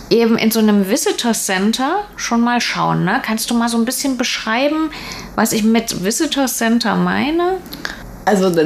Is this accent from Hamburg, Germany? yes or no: no; Thuringia, Germany; Und ich komme ja aus dem Thüringer Wald